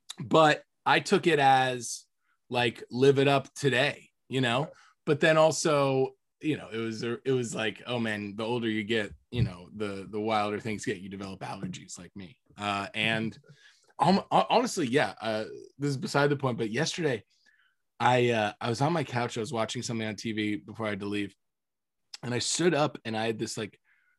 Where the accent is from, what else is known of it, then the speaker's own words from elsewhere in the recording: Minnesota, United States; Or was your goal to get out of Minnesota? Or, I mean, you know, I tend to be a little harsh on my hometown because it's it's an interesting place.